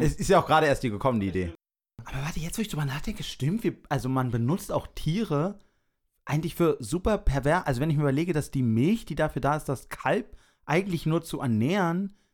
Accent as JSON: {"language": "German", "region": "Berlin", "country": "Germany", "said": "ich bin Berliner"}